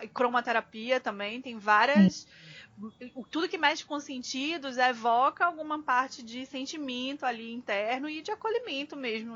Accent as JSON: {"language": "Portuguese", "region": "Northeast Region", "country": "Brazil", "said": "a gente é nordestino também"}